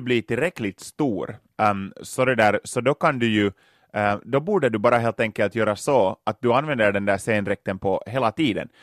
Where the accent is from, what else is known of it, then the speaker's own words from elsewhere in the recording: Loviisa, Uusimaa, Finland; Lovisa i östra Jylland, mina hemtrakter